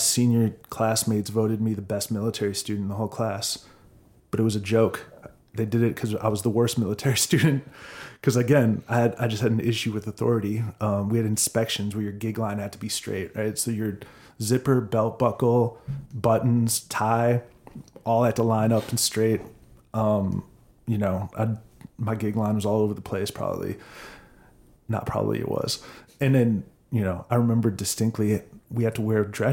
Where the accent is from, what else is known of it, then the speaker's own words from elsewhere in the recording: Minnesota, United States; moved away as an adult; also born or lived in California; now in Austin, United States; I grew up in Minnesota